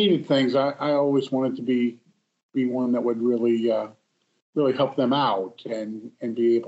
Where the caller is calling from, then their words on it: Naples, Florida, United States; I'm calling from Naples, Florida.